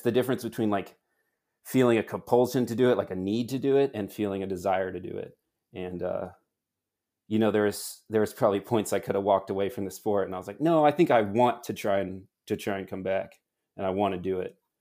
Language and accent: English; United States; moved away as an adult; now in Girona, Spain; at least I do as an American